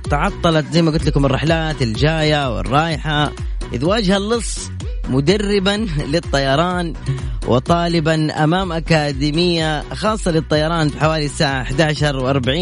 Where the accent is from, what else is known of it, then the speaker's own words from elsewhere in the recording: Mecca, Makkah Province, Saudi Arabia; انا من مكه